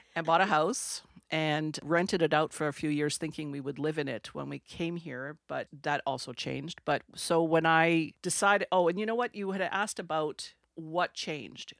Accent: Sudbury, Ontario, Canada; first language French; English is a second language; moved away as an adult; also born or lived in Pincher Creek, Alberta / Toronto / England / Australia; I'm from Sudbury, Ontario. Grew up there. I'm French, French Canadian. Didn't speak English until I was ten

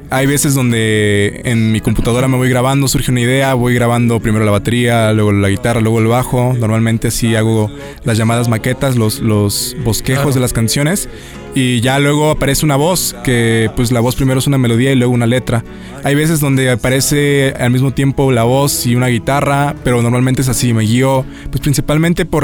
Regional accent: Xalapa, Veracruz, Mexico; nací, crecí en Jalapa, Veracruz toda mi vida, mi familia es jalapeña.

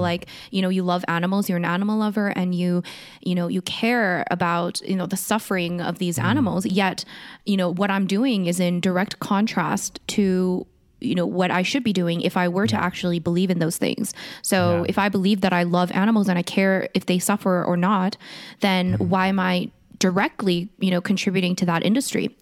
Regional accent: South Korea; moved away; I was born in Korea

